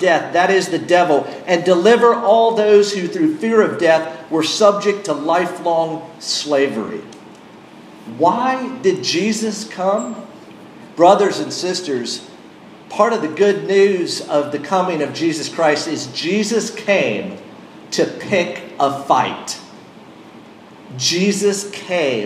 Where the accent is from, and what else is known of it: Western North Carolina, United States; born or raised there